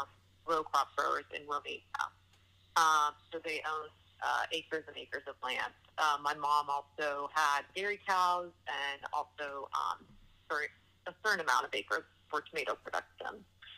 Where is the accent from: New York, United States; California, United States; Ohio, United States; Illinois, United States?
California, United States; Oakland; So I actually was born and raised in Oakland, California, very, very urban area.